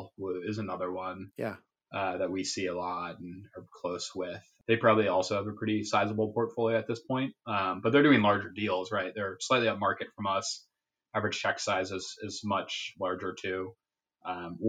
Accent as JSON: {"language": "English", "town": "Seattle", "region": "Washington", "country": "United States", "moved": "as an adult", "said": "I'm from Seattle originally."}